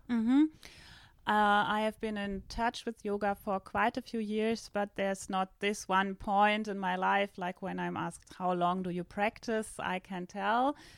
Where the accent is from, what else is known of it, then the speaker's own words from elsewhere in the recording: Northern Germany, Germany; English is a second language; moved away as an adult; now in southern Germany; I am from Germany. I just recently moved from the northern part to the south of Germany